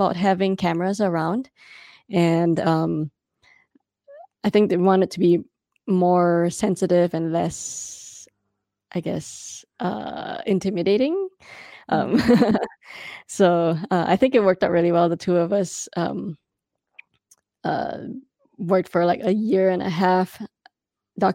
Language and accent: English; Singapore; moved away; I am an immigrant. I am a Singaporean woman.